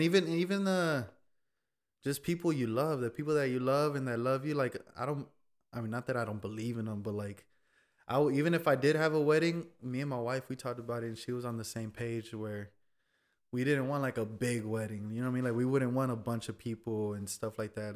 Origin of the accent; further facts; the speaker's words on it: Fort Worth, Texas, United States; also born or lived in between San Antonio and Austin, Texas; born and raised in Fort Worth, Texas